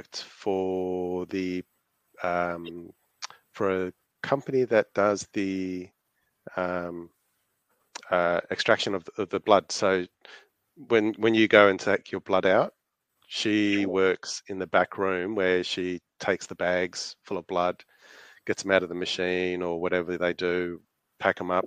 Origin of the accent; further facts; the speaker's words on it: Chile; now in Australia; I was born and lived in Chile